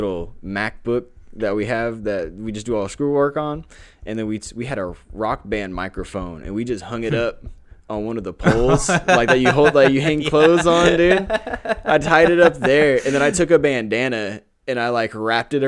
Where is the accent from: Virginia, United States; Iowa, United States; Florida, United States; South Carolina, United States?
Iowa, United States; Des Moines; also born or lived in Houston, Texas; I grew up here in Des Moines.